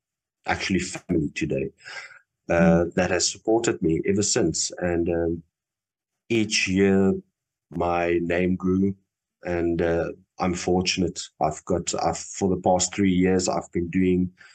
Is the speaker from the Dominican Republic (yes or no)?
no; Namibia; moved away as an adult; now in Cape Town, South Africa; I'm originally from Namibia, and when I started my art career, it was in Namibia